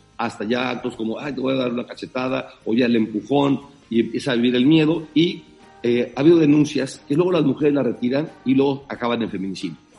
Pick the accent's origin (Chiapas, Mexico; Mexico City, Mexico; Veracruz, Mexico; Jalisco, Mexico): Chiapas, Mexico; moved away as an adult; now in United States; siempre eh, lo llevo en el corazón a, mi estado y a, mi pueblo. Eh, aquí hay muchos chapanecos también